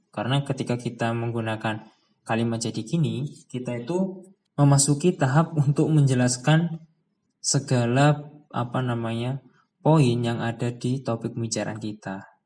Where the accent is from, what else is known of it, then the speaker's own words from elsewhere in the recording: Trenggalek, East Java, Indonesia; also born or lived in Kediri; now in Malang, Indonesia; Saya lahirnya di Kediri, ya tempat tinggal saya atau kampung halaman saya itu di Trenggalek. Jadi kalau saya mudik itu saya pulangnya ke Trenggalek. Dan sekarang saya berdomisili di Malang